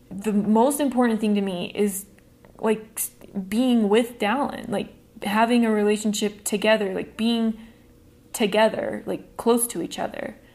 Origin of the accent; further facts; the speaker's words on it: Iowa, United States; I'm originally from Iowa and finally live near most of my extended family.